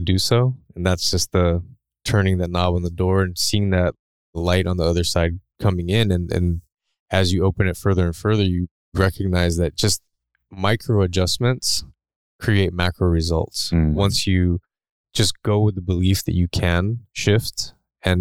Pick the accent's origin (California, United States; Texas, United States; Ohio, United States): California, United States; Chula Vista; I grew up in San Diego, California, closer to the border in Chula Vista